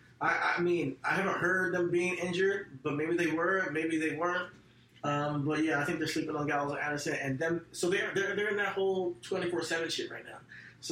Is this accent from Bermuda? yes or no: no; Nigeria; I think that for me, as an African American, so like I'm Nigerian, if you guys don't know.